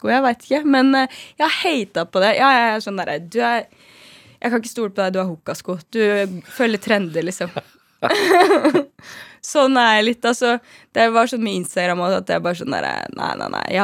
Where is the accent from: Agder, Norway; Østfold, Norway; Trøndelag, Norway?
Trøndelag, Norway; Trondheim; now in Oslo, Norway; Og så i tillegg til at når jeg kom til Oslo fra Trondheim, så hadde vi jo ikke noe nettverk.